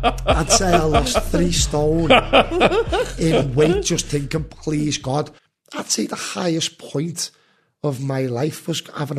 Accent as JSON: {"language": "English", "town": "Liverpool", "region": "North West England", "country": "United Kingdom", "tie": "born or raised there", "said": "where I'm from in Kensington"}